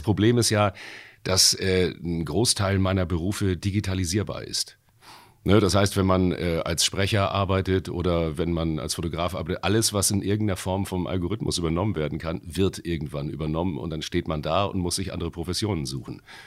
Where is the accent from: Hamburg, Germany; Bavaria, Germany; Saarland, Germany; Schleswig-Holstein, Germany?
Hamburg, Germany; ich komme aus Wilhelmsburg